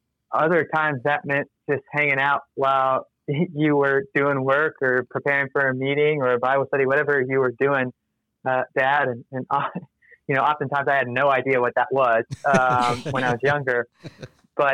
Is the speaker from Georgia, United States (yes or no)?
yes; Athens, Georgia, United States; growing up in Athens, Georgia